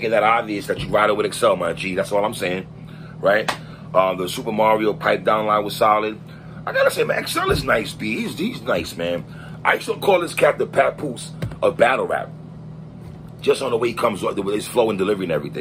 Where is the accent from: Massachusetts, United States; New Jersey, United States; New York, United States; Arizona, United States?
New York, United States; New York City; I'm from New York City